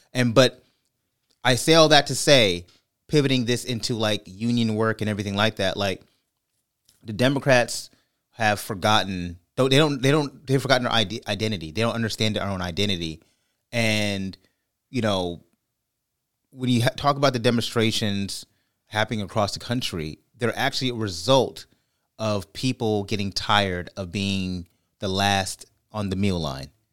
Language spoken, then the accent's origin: English; California, United States; I'm from California